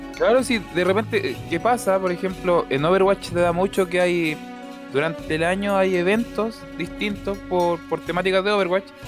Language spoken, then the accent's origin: Spanish; Valparaíso, Chile; yo soy de Valparaíso